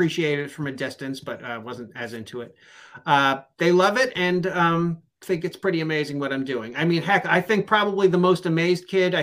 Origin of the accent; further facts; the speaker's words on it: New York, United States; now in Dover, United States; I am from New York, so I am very picky about my pizza.